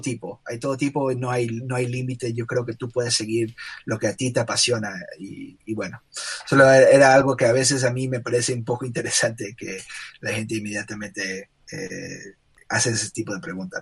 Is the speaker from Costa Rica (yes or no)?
no; Guayaquil, Guayas, Ecuador; now in United States; soy de Guayaquil, Ecuador. estudié ah, arte e ilustración aquí en los Estados Unidos